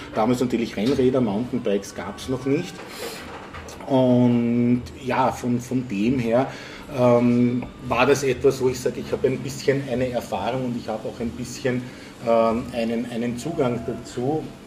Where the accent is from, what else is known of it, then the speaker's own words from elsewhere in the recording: Vienna, Austria; in Wien geboren, aufgewachsen und ich könnte fast sagen, auch die Stadt nie verlassen